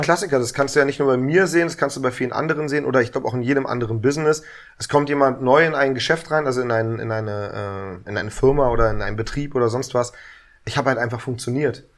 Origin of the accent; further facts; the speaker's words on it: Berlin, Germany; Ich bin ein richtiger Urberliner, aufgewachsen am Kudamm, also Wittenbergplatz